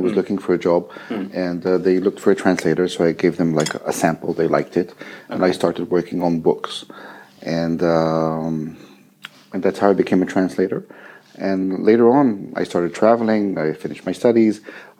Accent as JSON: {"language": "English", "country": "Israel", "tie": "born or raised there", "first_language": "French", "second_language": "English", "said": "Well, originally, I'm from Israel, and I was born in a bilingual situation. So both my parents are French, and I grew up in French and then in Hebrew"}